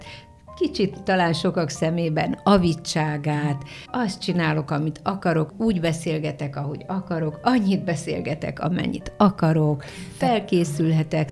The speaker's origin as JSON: {"language": "Hungarian", "area": "a small village near Szolnok", "region": "Jász-Nagykun-Szolnok", "country": "Hungary", "tie": "born or raised there", "moved": "yes", "lives_now": "Szentendre, Hungary", "said": "egy pici faluból szólnok hmm. mellől, Igen. tehát szólnoki születésű, bár szólnokon is éltem"}